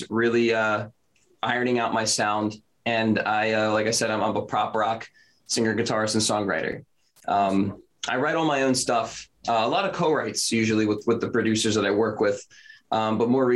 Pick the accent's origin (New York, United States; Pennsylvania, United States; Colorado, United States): Pennsylvania, United States; Philadelphia; I'm from Philadelphia, Pennsylvania